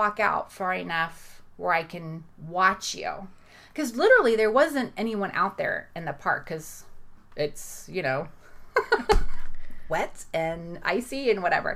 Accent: Florida, United States; I'm from Florida. I'm not used to snow

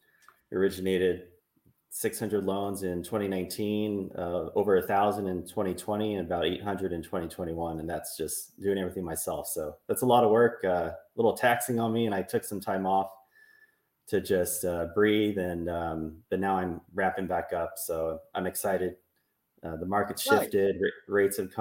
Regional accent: Burlingame, California, United States; back in my hometown in Burlingame

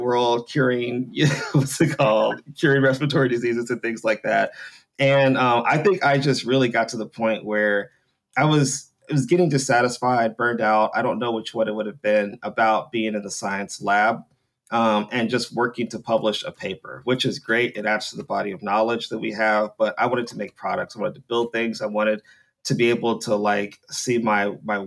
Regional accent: North Carolina, United States; I'm from North Carolina, NC State, in 2003

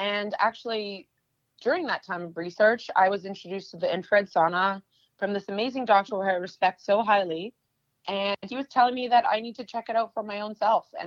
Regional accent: Canada; moved away as an adult; now in New York, United States; I'm originally from Canada. I used to be an international fashion model and came to New York over 10 years ago

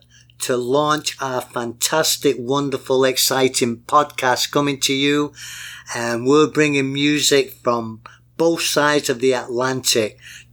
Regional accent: Manchester, North West England, United Kingdom; now in United States; people from Manchester, England. My hometown, but I'm American now, but I'm English-American, and I lived there long enough that my heart's there, born and raised.

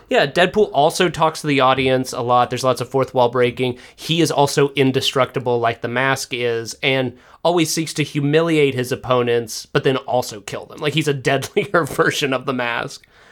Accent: the South, United States; I was brought up in the South.

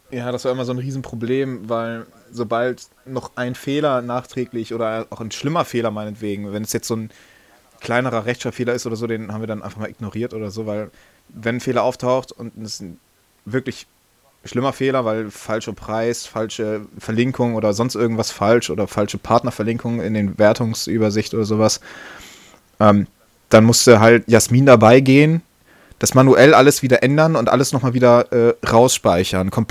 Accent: Northern Germany, Germany; können wir mal ein bisschen ähm, über die neue Website schnacken, wie man bei uns in Norddeutschland sagt.

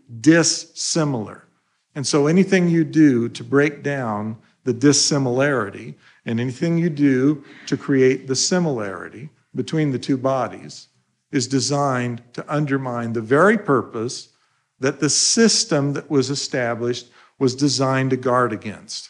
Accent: Idaho, United States; When I was growing up in Idaho

